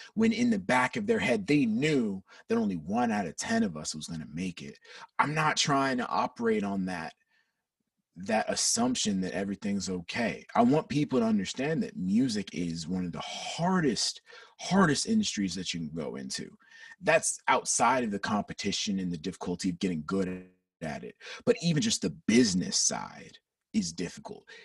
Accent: Peachtree City, Georgia, United States; born and raised. Born and raised in Atlanta, Georgia.

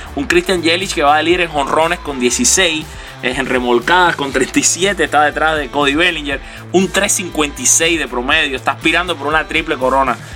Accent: Cuba; Y yo también soy cubano

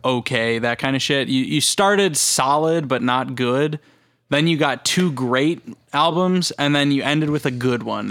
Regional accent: United States; we're American

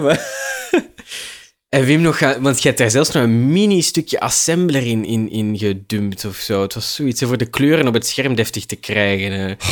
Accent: Leuven, Flanders, Belgium; moved away as an adult; also born or lived in Heverlee; now in Brussels, Belgium; in zekere zin ben ik wel een Leuvenaar

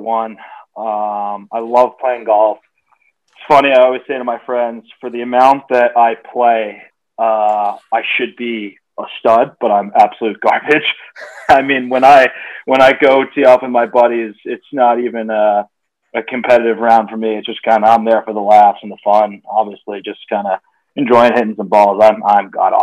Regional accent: Manhasset, New York, United States; moved away as an adult; also born or lived in Stamford, Connecticut / Connecticut; now in Virginia, United States; I'm originally from Manhasset, Long Island

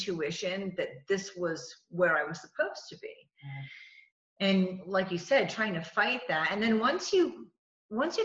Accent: New England, United States; I'm from New England

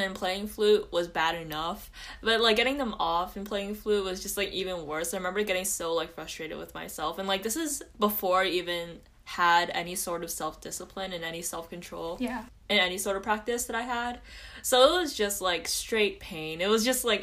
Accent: New Jersey, United States; I'm from New Jersey.

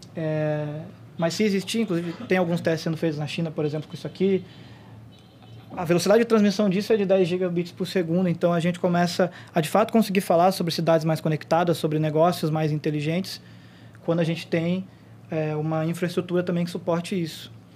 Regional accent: Curitiba, Paraná, Brazil; Eu não sou daqui, eu sou de Curitiba

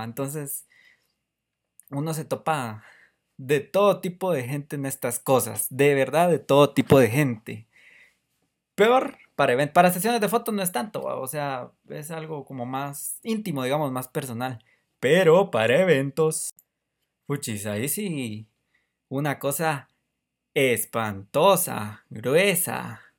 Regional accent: Guatemala; soy de Guatemala

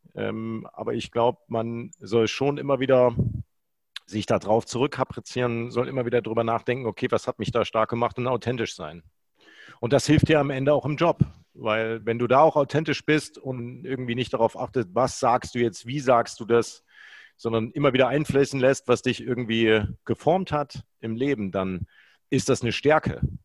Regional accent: Gera, Thuringia, Germany; now in Düsseldorf, Germany; ich als Kind im Uranbergbau Lurren geschoben habe

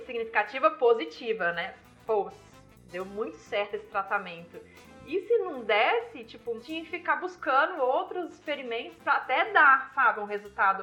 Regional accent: Viçosa, Minas Gerais, Brazil; accent: mineiro; now in São Paulo, Brazil; eu sou de Viçosa, Minas Gerais, né? sou mineira, nascida e criada

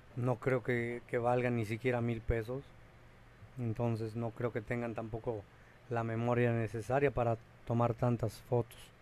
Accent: Mexico; now in Cancún, Mexico; uno como mexicano

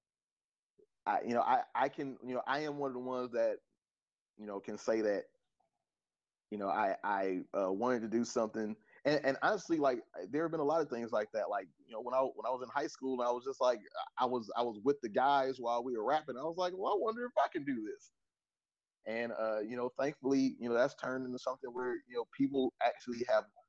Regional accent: Detroit, Michigan, United States; we're from Detroit

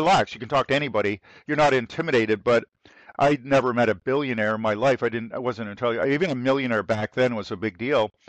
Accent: Toronto, Ontario, Canada; I grew up in Toronto

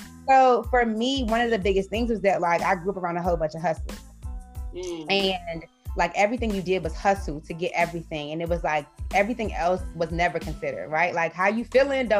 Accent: Washington, District of Columbia, United States; So I am from Washington, D.C. I'm a Washington, D.C. native. I grew up in Northwest D.C.

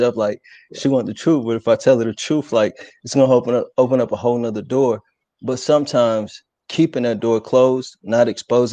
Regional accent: Fairview Heights, Illinois, United States; I'm from Fairview Heights. I've been in the area, man, for about 20 years

